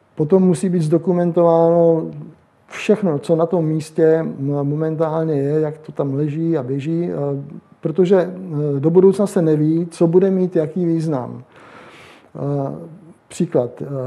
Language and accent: Czech; Jihlava, Vysočina Region, Czechia; also born or lived in Prague; Já jsem původem z Jihlavy